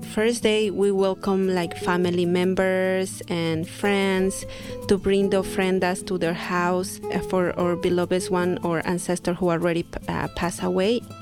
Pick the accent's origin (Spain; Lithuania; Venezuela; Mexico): Mexico; Santiago Matatlán, Oaxaca; I am from Oaxaca, Mexico to be specific, I'm from Santiago Matatlan, which is a little pueblo, little village, not little anymore. And we speak Zapoteco